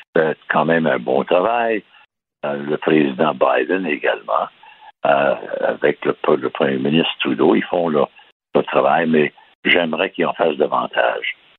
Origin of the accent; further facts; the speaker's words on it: Baie-Comeau, Quebec, Canada; je suis né à Bécomo